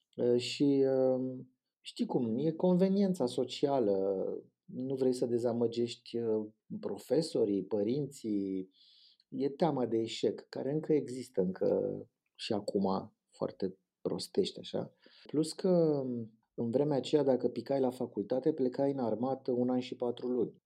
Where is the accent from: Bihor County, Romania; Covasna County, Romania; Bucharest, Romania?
Bucharest, Romania; m-am născut în Rahova, dar la patru ani ne-am mutat în drumul taberii